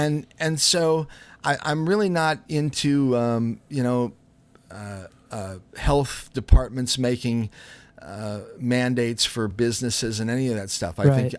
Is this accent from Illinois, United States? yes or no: yes; Chicago, Illinois, United States; But anyway, I grew up in Chicago, and we would go into these little jazz and blues clubs